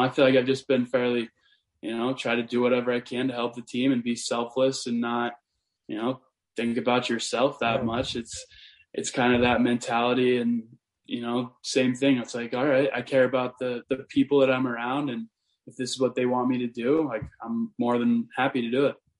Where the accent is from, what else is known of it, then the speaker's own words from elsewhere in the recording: Montana, United States; I'm from small town Montana, and uh, you know I grew up on like a cattle ranch